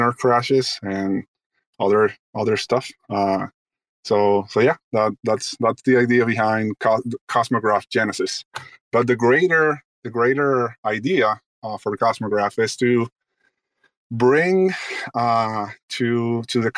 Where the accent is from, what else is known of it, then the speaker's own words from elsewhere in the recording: Dominican Republic; I'm originally from the Dominican Republic